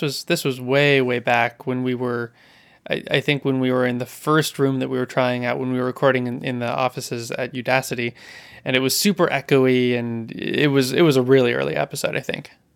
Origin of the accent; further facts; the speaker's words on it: California, United States; I grew up in California